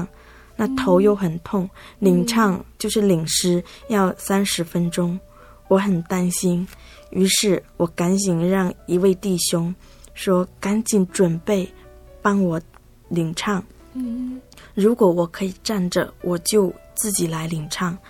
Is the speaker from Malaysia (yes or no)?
no; Zhangpu, Fujian, China; moved away as an adult; also born or lived in Taiwan; 我来自福建漳浦。